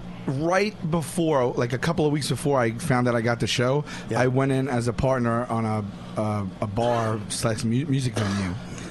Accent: New York City, New York, United States; Staten Island originally, yeah.

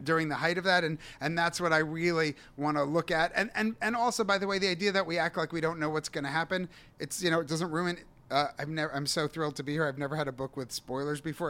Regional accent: New York City, New York, United States; moved away as an adult; also born or lived in Israel; then I moved back to New York City

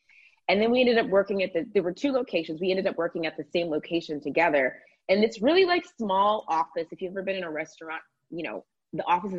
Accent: Atlanta, Georgia, United States; I watched Atlanta Housewives was the first show I watched because I'm from Atlanta.

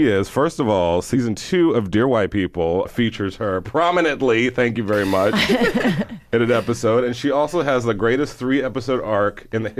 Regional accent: Houston, Texas, United States; born or raised there

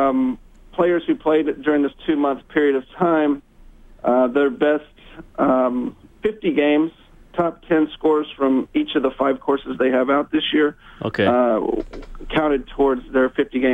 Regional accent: Texas, United States; also born or lived in Houston, Texas; I am from Texas.

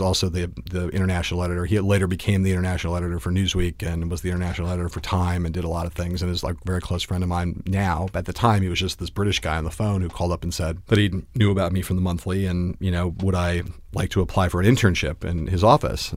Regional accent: Los Angeles, California, United States; moved away; I grew up in Los Angeles, California.

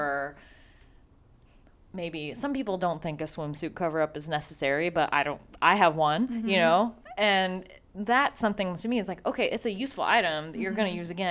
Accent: Midwest, United States; we're from the Midwest

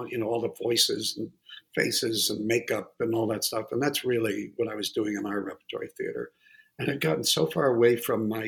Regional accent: New England, United States; I just look around and I, I'm from New England. I'd never been out in the desert in my life.

